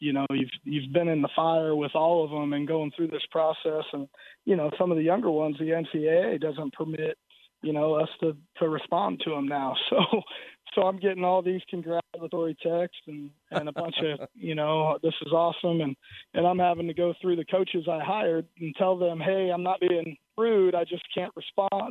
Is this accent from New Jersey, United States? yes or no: no; South Florida, United States; moved away; also born or lived in Iowa; growing up in South Florida.